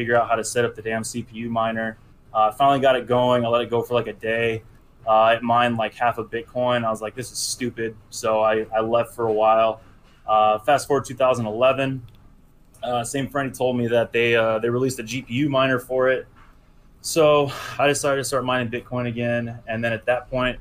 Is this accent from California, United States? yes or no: yes; California, United States; I grew up in California